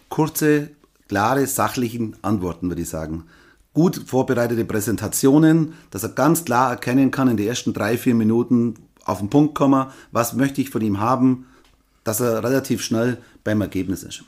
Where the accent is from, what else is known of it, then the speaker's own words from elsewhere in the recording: Nördlingen, Bavaria, Germany; Nördlingen, Deutschland, Bayern, Schwaben, Donauries, Nördlingen